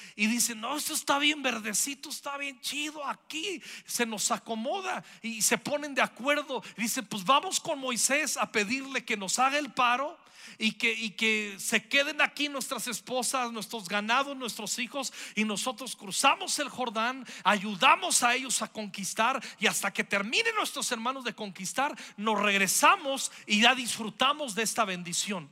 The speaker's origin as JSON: {"language": "Spanish", "country": "Mexico", "said": "Somos mexicanos, somos mexicanas, amamos nuestra nación"}